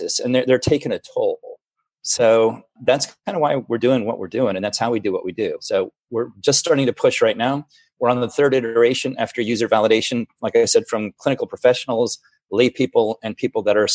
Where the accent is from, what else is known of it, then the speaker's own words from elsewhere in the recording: Florida, United States; also born or lived in Germany; now in Seattle, United States; I grew up in Florida